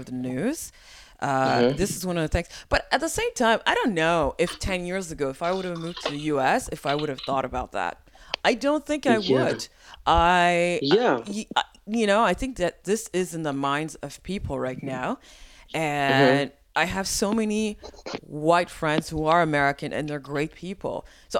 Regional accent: Quebec, Canada; born there; because, you know, I'm Haitian, I was born in Quebec.

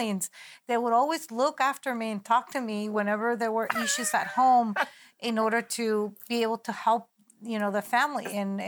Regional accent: San Diego, California, United States; also born or lived in Tijuana, Mexico; I was born in San Diego, California, yeah, and raised in between Tijuana, Mexico, and San Diego, and that's why I call myself a border child.

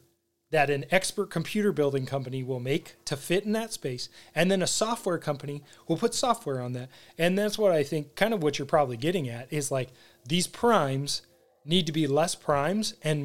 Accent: United States; Well, yeah. I'm American.

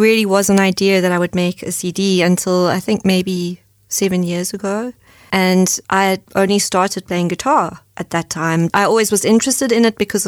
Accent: Johannesburg, Gauteng, South Africa; moved away as an adult; also born or lived in Cape Town, South Africa; now in Germany; When I was growing up in Johannesburg

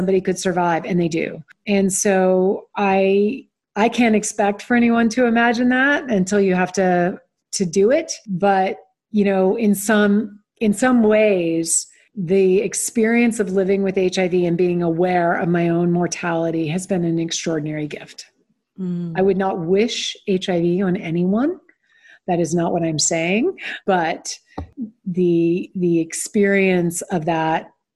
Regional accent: Stone Mountain, Georgia, United States; I grew up predominantly in Stone Mountain, Georgia, which is a suburb of Atlanta

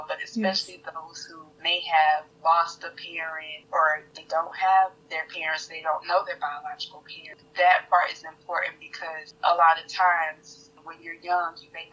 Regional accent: Walterboro, South Carolina, United States; I am originally from Walterboro, South Carolina, and I was raised by my grandparents

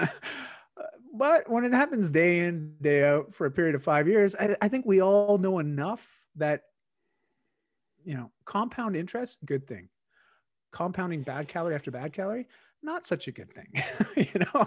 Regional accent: Canada; accent: Canadian; I am Canadian and, uh, my accent, uh, comes through at times.

